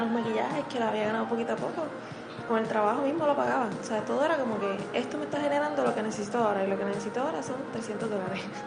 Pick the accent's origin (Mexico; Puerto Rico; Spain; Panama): Puerto Rico; Morovis; yo soy de Morovis, natal. Vivía entre, en la colindancia de Morovis y Manatí, pero mi crianza en escuelas y pues hospitales y todo pues fue Morovis.